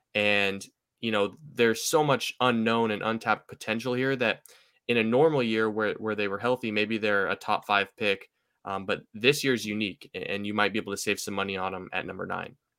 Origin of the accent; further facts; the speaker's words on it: Seattle, Washington, United States; I'm from Seattle